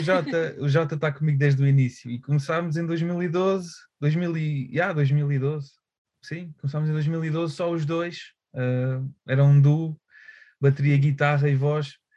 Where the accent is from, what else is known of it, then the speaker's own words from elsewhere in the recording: Aveiro, Centro, Portugal; moved away as an adult; also born or lived in Porto; acabei por mudar para Aveiro, uh, o sítio onde eu cresci, pronto, voltei